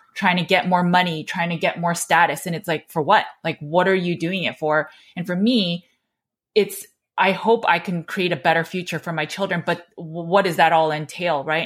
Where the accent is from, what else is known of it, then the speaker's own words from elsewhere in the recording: United States; I was born and raised in America